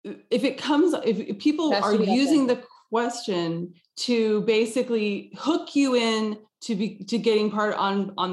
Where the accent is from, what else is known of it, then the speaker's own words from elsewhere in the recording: Texas, United States; now in Los Angeles, United States; I grew up in Texas and I live in Los Angeles.